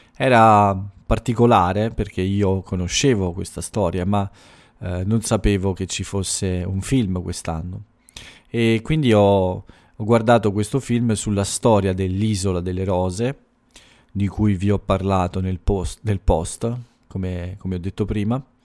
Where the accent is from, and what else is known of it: Italy